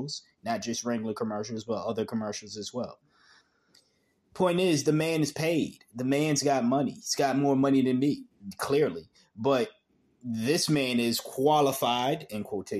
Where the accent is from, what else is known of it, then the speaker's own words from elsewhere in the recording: New England, United States; growing up in New England